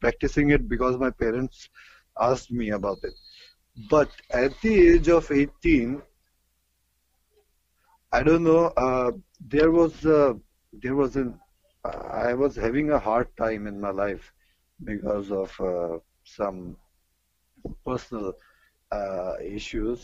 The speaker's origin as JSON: {"language": "English", "town": "New Delhi", "region": "Delhi", "country": "India", "said": "I'm from New Delhi, India"}